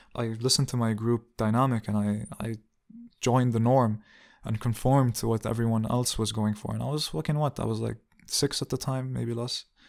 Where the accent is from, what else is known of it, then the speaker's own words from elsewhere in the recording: Amman, Amman Governorate, Jordan; moved away as an adult; also born or lived in Riyadh, Saudi Arabia / Dubai, United Arab Emirates / Jerusalem (ancestry); now in Hamburg, Germany; I grew up in Dubai until I was nine or ten. And then I grew up in Jordan until I was nineteen